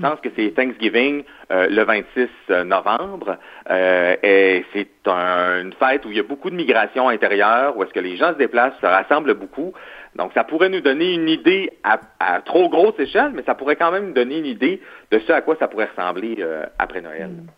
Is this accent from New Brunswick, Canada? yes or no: no; Quebec, Canada; en tant que Québécois